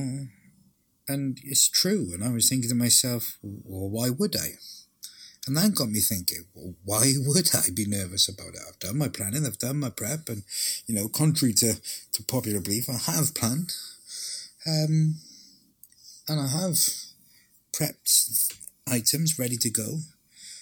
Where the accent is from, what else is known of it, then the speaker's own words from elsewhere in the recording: Welsh, Wales, United Kingdom; being Welsh for so long.